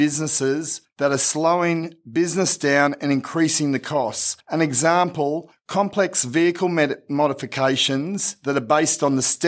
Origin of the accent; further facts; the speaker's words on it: Toowoomba, Queensland, Australia; also born or lived in Dalby, Queensland; I was born in Dalby, and then slightly after being born, we moved to Toowoomba.